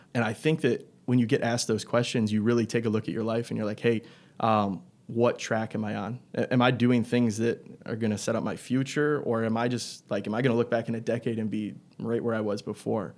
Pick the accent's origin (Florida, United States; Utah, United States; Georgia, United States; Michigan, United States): Michigan, United States; Algonac; I grew up in Algonac, same place that Tristan and Steven come from